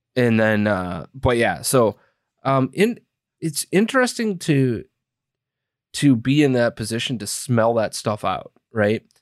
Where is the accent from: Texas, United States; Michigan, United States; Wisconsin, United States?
Wisconsin, United States; moved away; also born or lived in Iowa; I grew up in Wisconsin, rooting for the Wisconsin Badgers